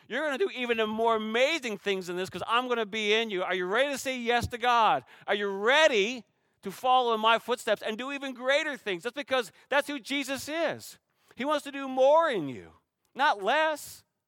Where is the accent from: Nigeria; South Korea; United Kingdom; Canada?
Canada; now in Shoreline, United States; I'm Canadian